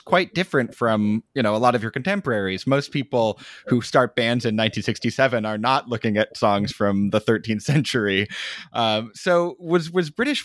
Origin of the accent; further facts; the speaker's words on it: United States; as an American